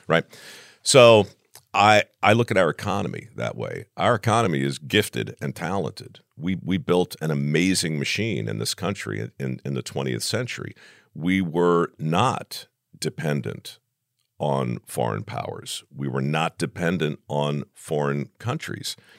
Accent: Baltimore, Maryland, United States; moved away; I grew up in Baltimore

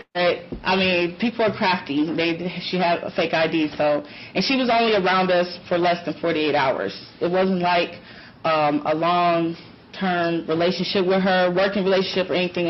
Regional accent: Detroit, Michigan, United States; From Chicago, I'm from Detroit.

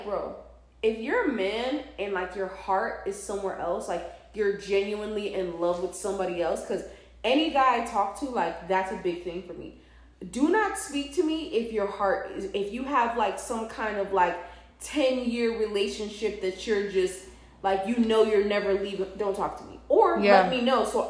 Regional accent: St. Louis, Missouri, United States; also born or lived in New York City; now in Atlanta, United States; when I was a kid growing up in St. Louis

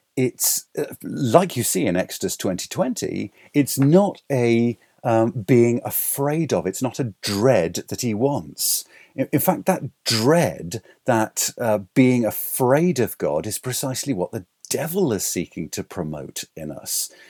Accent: England, United Kingdom; I'm English.

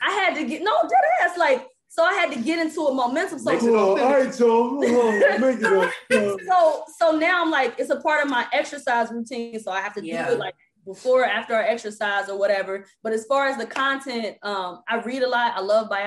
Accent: Cincinnati, Ohio, United States; now in New York, United States; I'm from Cincinnati, Ohio

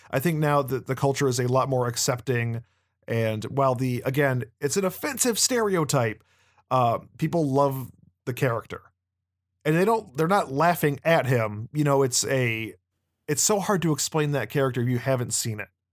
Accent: United States; as an American

